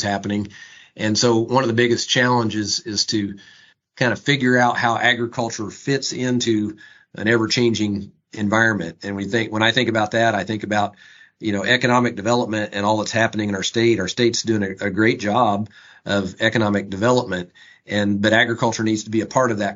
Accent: Lebanon, Indiana, United States; I am a farmer from Boone County, Lebanon, farmed with my dad and my brother and as I grew up

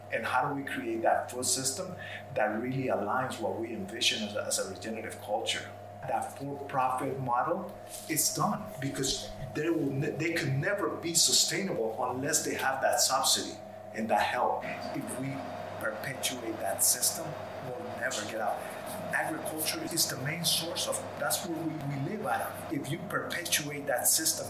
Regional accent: New York City, New York, United States; also born or lived in Colombia; now in Vermont, United States; I grew up in Queens, in New York, in the 70s, and there's a large population of Colombians

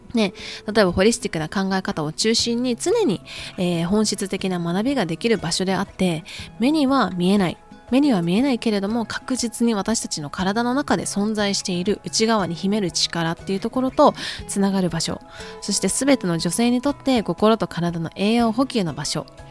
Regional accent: Japan; now in United States

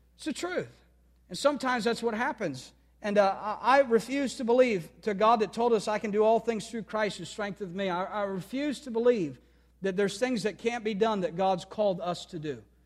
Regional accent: United States; every day as an American, I'm thankful for a great country

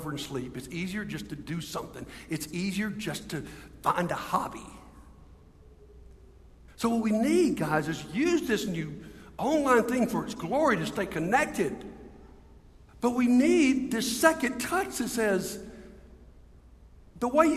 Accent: Montgomery, Alabama, United States; I'm from Montgomery

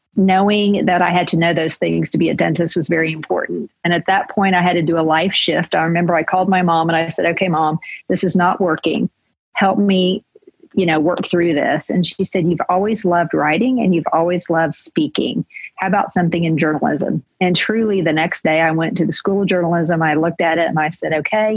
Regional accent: Lawton, Oklahoma, United States; I grew up in Lawton, Oklahoma

